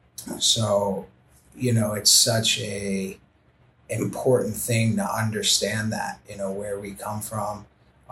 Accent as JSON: {"language": "English", "town": "New York City", "region": "New York", "country": "United States", "tie": "born or raised there", "moved": "as an adult", "said": "I was a kid from the Bronx"}